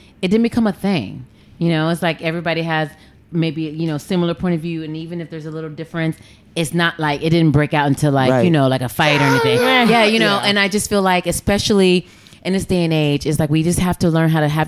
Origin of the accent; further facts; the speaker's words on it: Las Vegas, Nevada, United States; now in New York City, United States; I grew up in Vegas